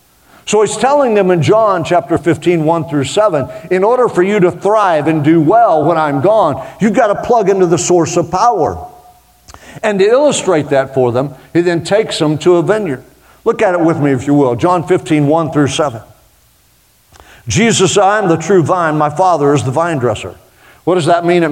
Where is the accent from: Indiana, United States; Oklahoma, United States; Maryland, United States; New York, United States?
Oklahoma, United States; it's just the Okie in me